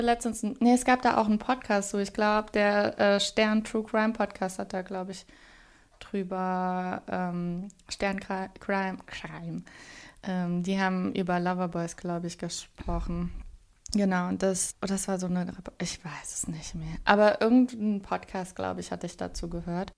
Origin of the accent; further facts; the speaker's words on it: Saarland, Germany; ich komme aus dem Saarland, also ganz nah an der französischen Grenze